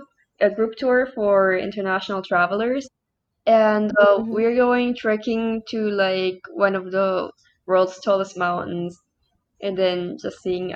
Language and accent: English; Germany; English is a second language; also born or lived in China; now in Pakistan; And I'm originally from Germany, but my university is in China. But due to the lockdown, I'm not able to go back to China, so I'm spending these days in Pakistan currently.